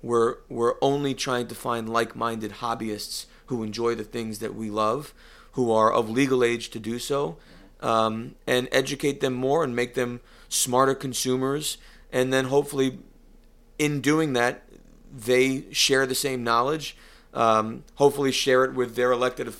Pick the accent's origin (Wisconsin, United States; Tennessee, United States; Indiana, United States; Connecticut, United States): Connecticut, United States; No. And I come from I don't want to say a poor area, because it's certainly very rich in culture but it's not a wealthy area. When you think of Connecticut, it is not the Martha Stewart corner